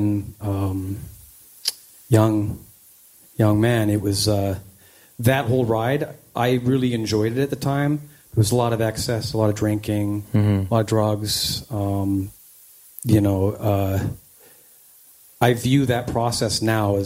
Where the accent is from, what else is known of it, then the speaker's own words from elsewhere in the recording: Langley, British Columbia, Canada; also born or lived in New Westminster, British Columbia / Surrey, British Columbia; So I grew up I was born in New Westminster, BC, and my parents had me in like the Newton area of Surrey until I was about six. It was a pretty rough neighborhood. So we moved to a new area, Walnut Grove in North Langley, just along the Fraser River. And I still live in the same area, just down the street. It was a great place to grow up